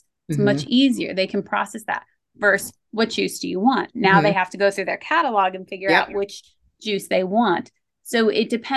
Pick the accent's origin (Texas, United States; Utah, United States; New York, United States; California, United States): New York, United States; I grew up in the 80s and the 90s, and I grew up in New York